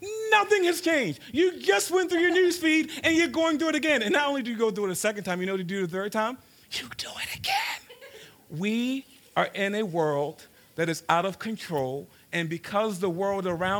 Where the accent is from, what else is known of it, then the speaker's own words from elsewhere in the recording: Baltimore, Maryland, United States; I grew up in South Baltimore in a place called Cherry Hill